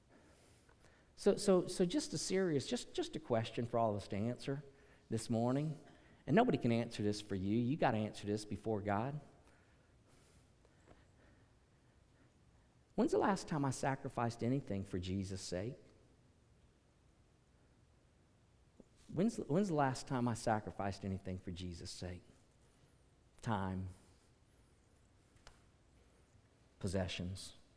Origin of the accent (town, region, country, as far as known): United States